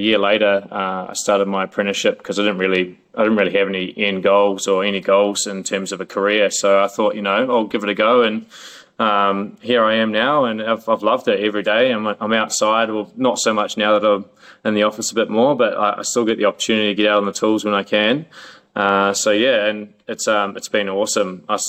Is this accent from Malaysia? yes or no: no; New Zealand; moved away as an adult; now in Melbourne, Australia; I moved over to Melbourne from New Zealand 10 years ago, and I've had multiple different jobs.